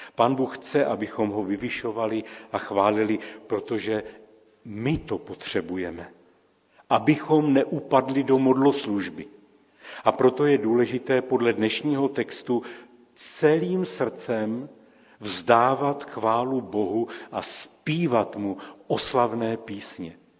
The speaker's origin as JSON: {"language": "Czech", "country": "Czechia", "said": "A my Češi"}